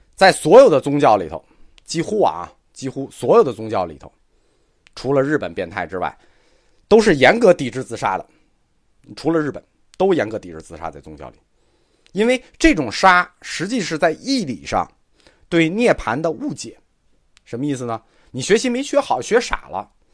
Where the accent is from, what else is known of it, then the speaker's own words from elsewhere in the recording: China; 我们中国人